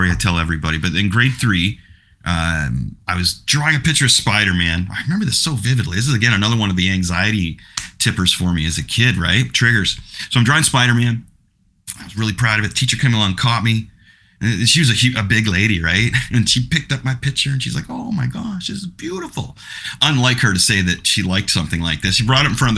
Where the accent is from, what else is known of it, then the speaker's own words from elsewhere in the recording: Canada; I'm Canadian